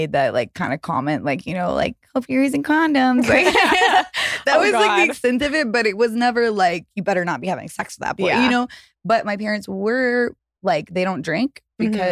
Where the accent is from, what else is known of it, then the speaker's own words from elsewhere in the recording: the South, United States; moved away; I grew up in the South